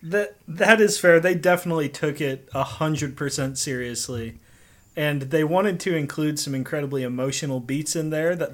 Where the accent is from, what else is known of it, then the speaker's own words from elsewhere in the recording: Orlando, Florida, United States; I should say, as a child growing up in Orlando, this was my experience.